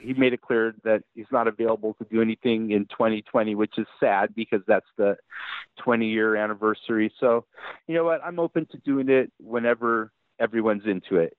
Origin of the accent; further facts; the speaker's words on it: United States; I'm American